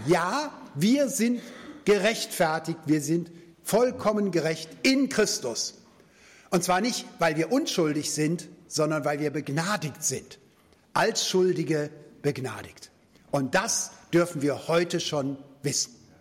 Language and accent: German; Germany; als Deutsche haben wir lange Zeit nach dem Zweiten Weltkrieg ja gar keinen Friedensvertrag gehabt